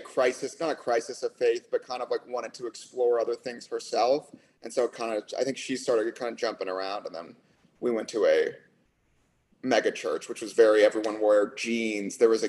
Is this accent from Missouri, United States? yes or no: yes; St. Louis, Missouri, United States; moved away as an adult; now in California, United States; So I grew up in Missouri. Ever heard of it? A lot of people have not, but I grew up in Missouri, and then I was raised Catholic because my mom comes from like an Irish Catholic family